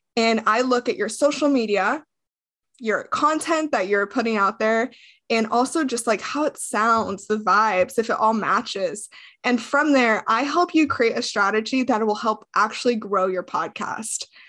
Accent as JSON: {"language": "English", "town": "Las Vegas", "region": "Nevada", "country": "United States", "tie": "born or raised there", "moved": "as an adult", "said": "I grew up in Las Vegas, Nevada. I lived there up until I was twenty-three years old"}